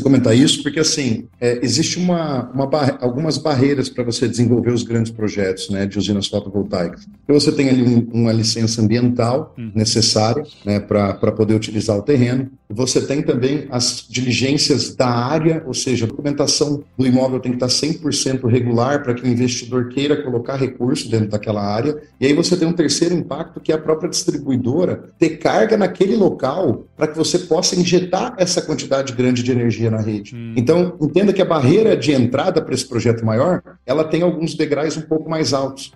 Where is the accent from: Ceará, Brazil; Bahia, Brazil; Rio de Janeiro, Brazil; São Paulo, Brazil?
São Paulo, Brazil; Ourinhos; Eu sou natural de Ourinhos, interior de São Paulo